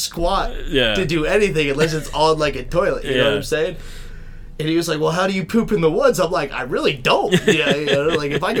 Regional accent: Kentucky, United States; we're from Kentucky.

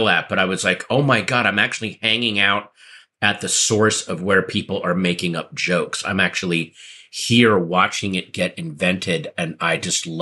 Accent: Northern Virginia, United States; I grew up in the bland suburbs of Northern Virginia

